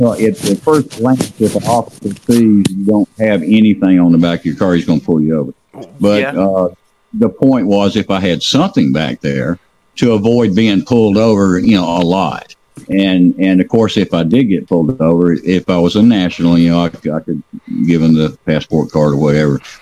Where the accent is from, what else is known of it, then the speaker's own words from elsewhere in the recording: Georgia, United States; I was born and raised here